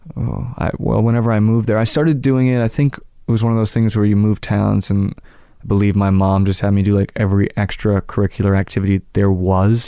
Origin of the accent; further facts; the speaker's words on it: Manhattan and then Connecticut, United States; I grew up in Manhattan and then Connecticut.